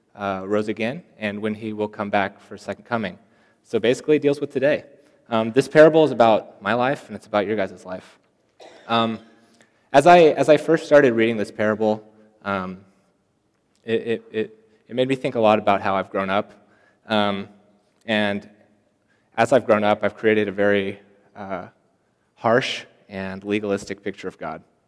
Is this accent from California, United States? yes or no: no; Seattle, Washington, United States; moved away as an adult; I come all the way from Seattle, Washington, so that's kind of far away.